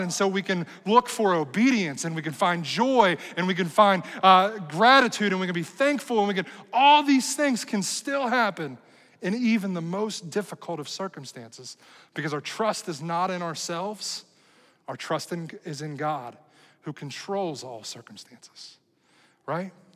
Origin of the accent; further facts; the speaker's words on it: United States; as American people